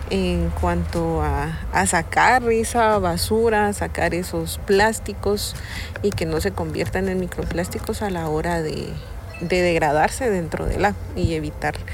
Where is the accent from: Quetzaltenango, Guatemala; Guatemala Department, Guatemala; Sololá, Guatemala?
Sololá, Guatemala; San Pedro La Laguna; tengo 32 años, soy originaria de San Pedro de la Laguna.